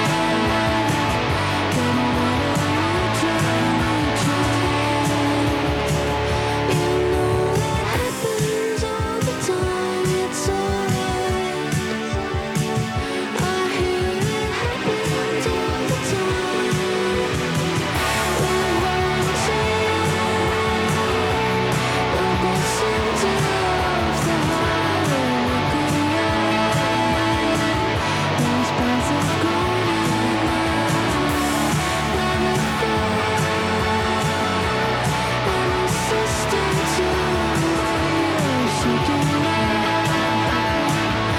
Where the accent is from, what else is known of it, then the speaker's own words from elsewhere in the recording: Canada; moved away as an adult; now in United States; I'm a Canadian living abroad in America